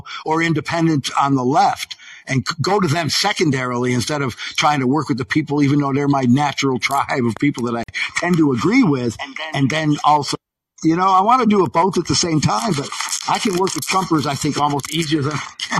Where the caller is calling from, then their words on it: Syracuse, New York, United States; Central New York. I'm in American Siberia. Syracuse, New York.